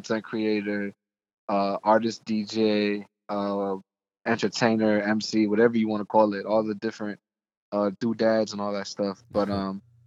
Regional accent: New York City, New York, United States; now in Atlanta, United States; I was born and raised in Brooklyn, New York

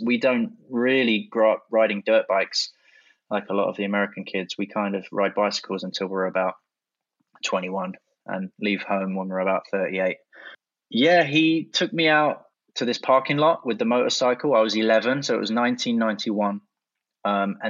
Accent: London, United Kingdom; I grew up in South London. I had kind of an unusual upbringing.

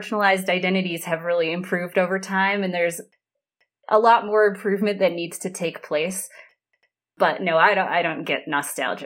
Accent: Central Wyoming, United States; also born or lived in New Hampshire; I grew up here in Central Wyoming, which is where I still am today

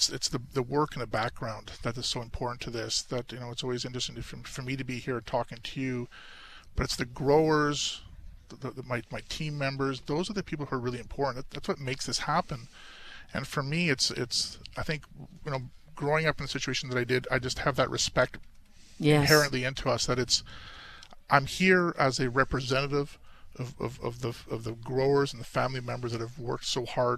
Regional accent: Oliver, British Columbia, Canada; also born or lived in Naramata; I was born and raised in Oliver

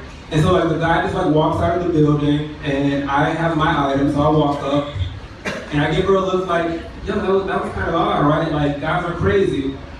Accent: Atlanta, Georgia, United States; I'm from the South, I'm from Atlanta.

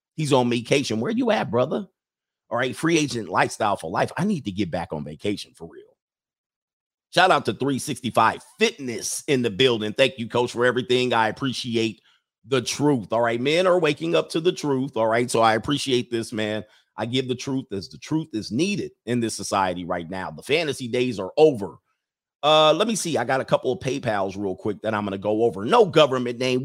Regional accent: California, United States; moved away as an adult; also born or lived in Utah / Long Island, New York; I'm a Californian for life

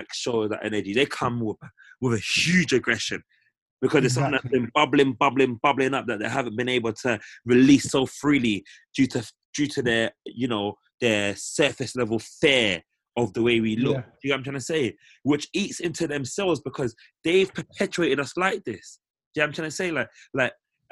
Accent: United Kingdom; for us as Black British people

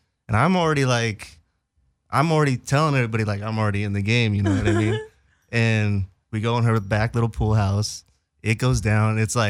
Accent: Orange County, California, United States; I'm from Orange County. We're like the two black kids doing a little yin and yang.

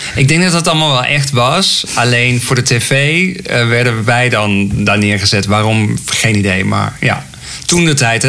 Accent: Raamsdonksveer, North Brabant, Netherlands; ik ben geboren in Raamsdonksveer. Misschien kan iemand het. Ligt uh, dicht bij Breda. En ehm, ja, ik groeide op

